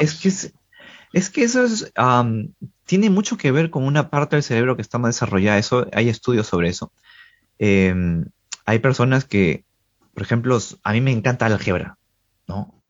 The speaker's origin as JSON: {"language": "Spanish", "town": "Trujillo", "region": "La Libertad", "country": "Peru", "also_born_or_lived": "Lima", "said": "Yo soy de Trujillo, una provincia de Perú"}